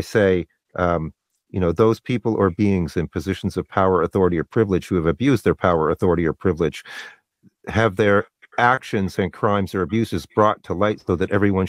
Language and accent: English; Canada; I'm Canadian